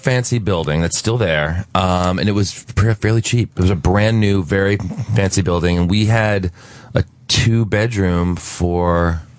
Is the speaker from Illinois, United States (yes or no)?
no; New Jersey, United States; now in New York City, United States; I grew up in Jersey, like a regular person.